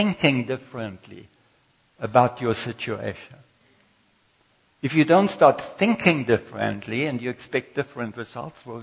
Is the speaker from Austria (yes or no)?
yes; Austria; moved away as an adult; also born or lived in Durban, South Africa; now in South Africa; I came from Austria, and all I knew that there was somebody who employed me to be a hairdresser in Durban